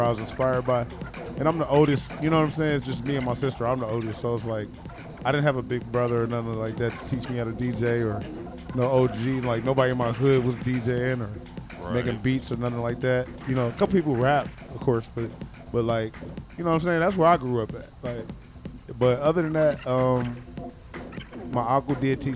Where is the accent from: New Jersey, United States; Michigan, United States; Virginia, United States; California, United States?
Michigan, United States; Detroit; I'm from Detroit